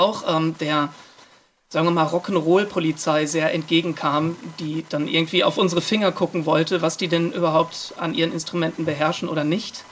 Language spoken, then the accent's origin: German; Iserlohn, North Rhine-Westphalia, Germany; now in Cologne, Germany; wir kommen ja ursprünglich aus Iserlohn